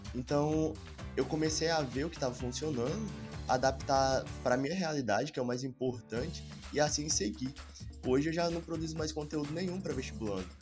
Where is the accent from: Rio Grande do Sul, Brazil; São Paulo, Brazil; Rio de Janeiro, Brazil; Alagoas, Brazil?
Alagoas, Brazil; moved away as an adult; now in Tocantins, Brazil; moro no Tocantins, faço faculdade aqui no Tocantins, mas sou de Alagoas, vim pra cá só pra fazer faculdade